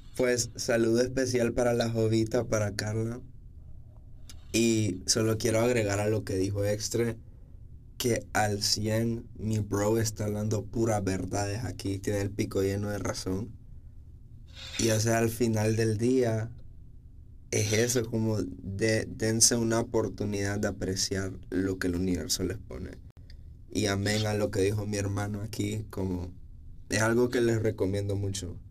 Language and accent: Spanish; San Pedro Sula, Cortés, Honduras; moved away as an adult; also born or lived in El Progreso, Honduras; soy de progreso, lloro. Pero toda mi vida, o sea, como desde que yo estaba en sexto grado me mudé aquí a San Pedro. Y o sea, aquí crecí, como ya mi adolescencia fue toda aquí